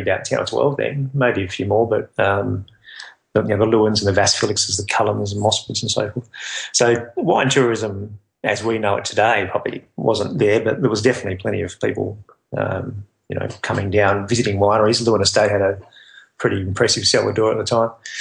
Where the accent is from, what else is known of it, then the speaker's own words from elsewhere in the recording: Albany, Western Australia, Australia; moved away as an adult; now in Margaret River, Australia; I come from Albany down on the south coast of Western Australia, and I moved to Margaret River following work and other things when I was a young bloke.